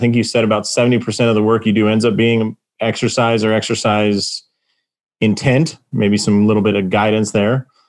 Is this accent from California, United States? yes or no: yes; Southern California, United States; now in Las Vegas, United States; I'm originally from Southern California. Now I live in Las Vegas